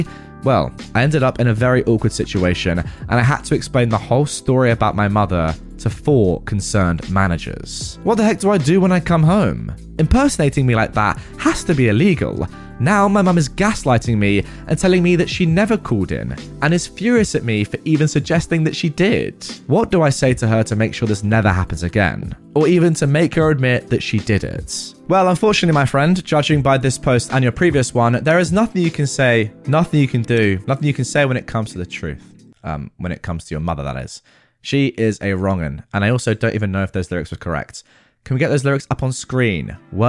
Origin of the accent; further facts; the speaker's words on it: Hawaii, United States; He's from the Caribbean. I grew up in Hawaii. My mum is American.